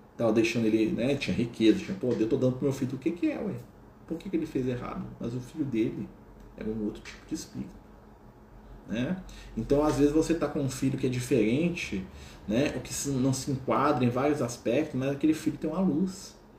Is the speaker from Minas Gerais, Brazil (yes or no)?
yes; Minas Gerais, Brazil; accent: mineiro; Então, eu falo uai, né? Eu falo trem, eu falo nós vai, nós vem, né? Que é o nosso sotaque aqui de Minas Gerais